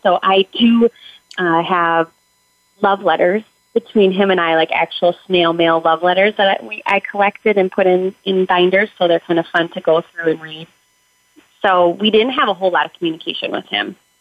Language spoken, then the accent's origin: English; Minnesota, United States; I am from Minnesota